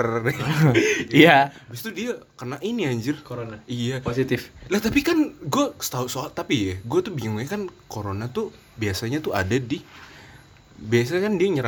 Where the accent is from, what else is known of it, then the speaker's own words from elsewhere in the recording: Banten, Indonesia; Kalau gini gue dari Banten coy lagi